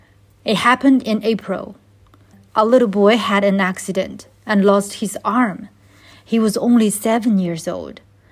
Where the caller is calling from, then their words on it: Beijing, China; I'm in China, in Beijing.